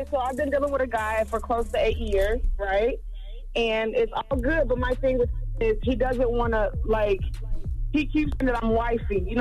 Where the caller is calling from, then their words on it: Dayton, Ohio, United States; I'm calling from Dayton, Ohio.